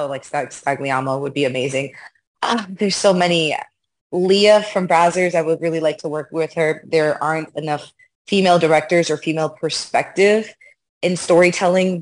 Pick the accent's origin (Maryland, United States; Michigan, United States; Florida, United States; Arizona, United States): Florida, United States; Miami; also born or lived in New York; I was born in New York, raised in Miami.